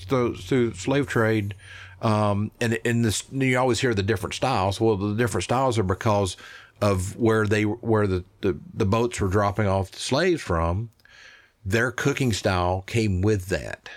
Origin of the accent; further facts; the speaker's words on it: Smyrna, Tennessee, United States; also born or lived in Nashville, Tennessee / Arkansas; I was born and raised in Middle Tennessee. And I grew up on a, on my family farm, which is, uh, actually in Smyrna, Tennessee